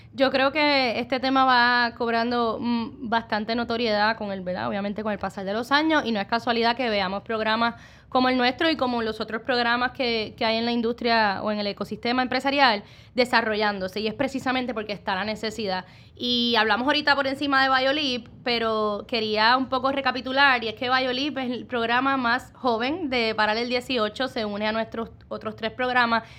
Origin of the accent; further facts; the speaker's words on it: Puerto Rico; como puertorriqueños nos destacamos en muchos ámbitos